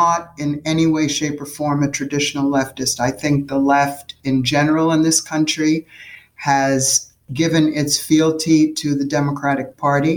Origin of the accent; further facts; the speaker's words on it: New York City, New York, United States; I grew up in New York City